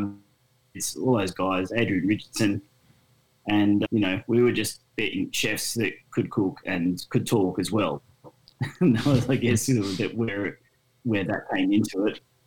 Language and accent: English; Sunshine Coast, Queensland, Australia; also born or lived in Brisbane; I grew up on the Sunshine Coast on a farm